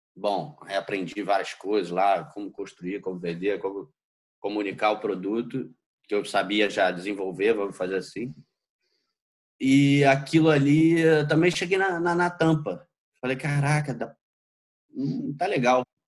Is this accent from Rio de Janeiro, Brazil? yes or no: yes; Rio de Janeiro, Brazil; also born or lived in São Paulo; sou nascido e criado aí no Rio de Janeiro